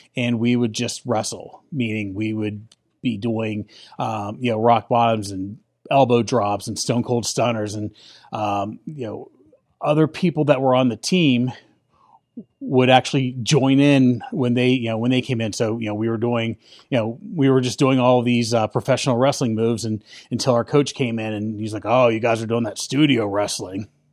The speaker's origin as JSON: {"language": "English", "town": "Wheeling", "region": "West Virginia", "country": "United States", "tie": "born or raised there", "said": "I grew up in Wheeling, West Virginia"}